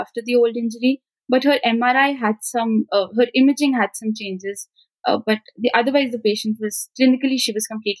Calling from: Punjab, India; It's actually evening where I'm from. I'm talking from Punjab, the northern part of India.

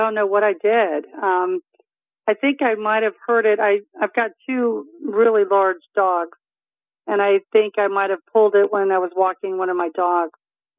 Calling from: Delray Beach, Florida, United States; I'm in South Florida, in Delray Beach.

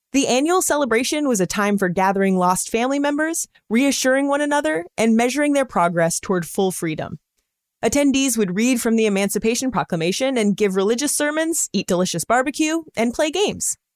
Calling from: Columbus, Ohio, United States; I'm calling from Columbus, Ohio, and I listen every morning on my Google Home.

